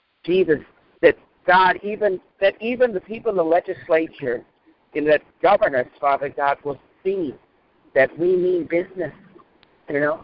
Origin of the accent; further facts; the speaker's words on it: Mississippi, United States; my home state of Mississippi